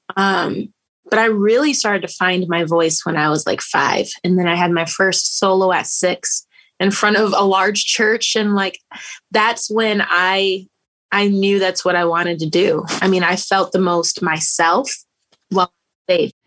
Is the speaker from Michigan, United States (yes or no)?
yes; Grand Rapids, Michigan, United States; I have been born and raised in Grand Rapids, Michigan